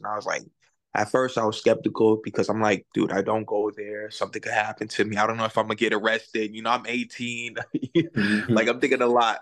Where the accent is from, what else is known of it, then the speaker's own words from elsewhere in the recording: Palm Beach, Florida, United States; I'm from Florida, Palm Beach.